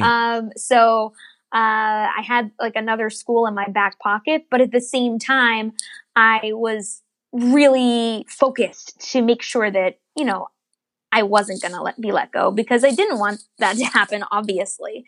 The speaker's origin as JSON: {"language": "English", "region": "Northern Virginia", "country": "United States", "tie": "born or raised there", "said": "I grew up in Virginia, Northern Virginia"}